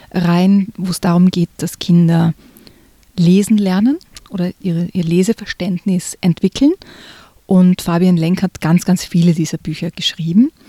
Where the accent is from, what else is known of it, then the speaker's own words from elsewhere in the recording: Austria; Ja, ich bin am, ein bisschen am Land aufgewachsen in Österreich, da gibt es die Gendarmen.